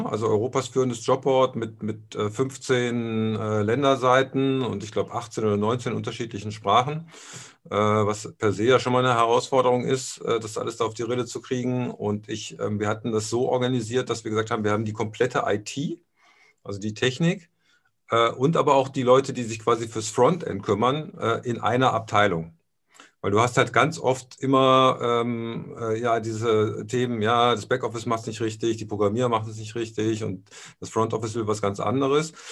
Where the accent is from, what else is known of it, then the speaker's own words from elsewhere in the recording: Aachen, North Rhine-Westphalia, Germany; Äh, ich bin in Aachen aufgewachsen. Also mein, mein Vater war bei der Bundeswehr. Also bis zu meinem 13. Lebensjahr sind wir zwölfmal umgezogen. Und äh, so die letzte Station war dann Aachen.